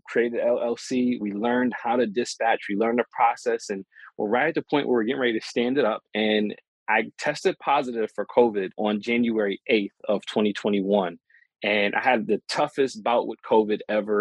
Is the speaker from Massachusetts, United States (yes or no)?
no; Rochester, New York, United States; my hometown of Rochester, New York